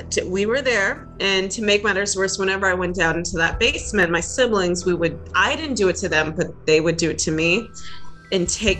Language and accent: English; New England, United States; moved away; I grew up in New England